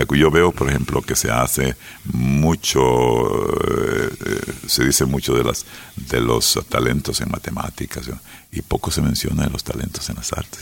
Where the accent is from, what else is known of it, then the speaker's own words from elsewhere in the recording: San Miguel, El Salvador; also born or lived in United States; crecí en San Miguel